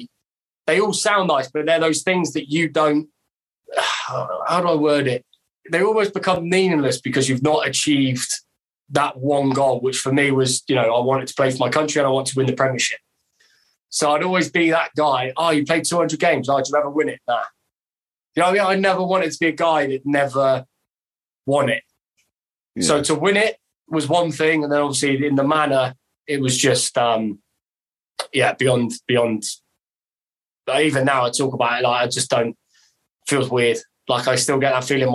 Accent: Bath, South West England, United Kingdom; we're from Bath, but we are, like, working class

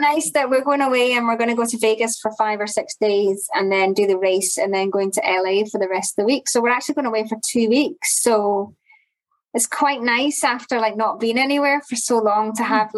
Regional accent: Glasgow, Scotland, United Kingdom; I'm from Glasgow

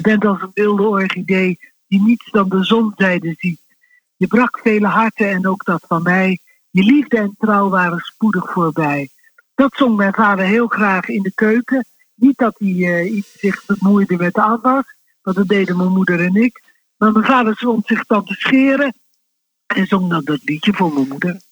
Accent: Rotterdam, South Holland, Netherlands; also born or lived in Wassenaar; now in The Hague, Netherlands; En ik ben geboren in Rotterdam-Zuid.

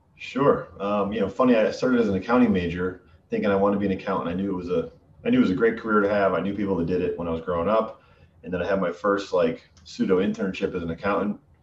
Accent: Western Massachusetts, United States; accent: Connecticut vanilla; moved away as an adult; now in Boston area, United States; I'm from Western Massachusetts, so I don't have. I have the sort of the Connecticut vanilla vanilla accent

